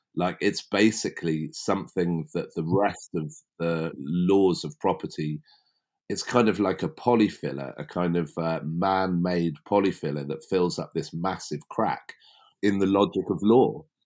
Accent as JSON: {"language": "English", "area": "West Berkshire", "region": "South East England", "country": "United Kingdom", "tie": "born or raised there", "said": "it all started for me as a kid growing up in West Berkshire"}